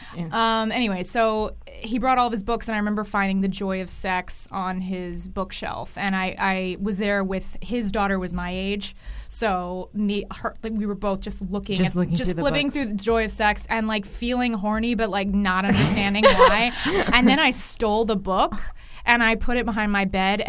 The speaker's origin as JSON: {"language": "English", "region": "Texas", "country": "United States", "tie": "born or raised there", "said": "I grew up in Texas"}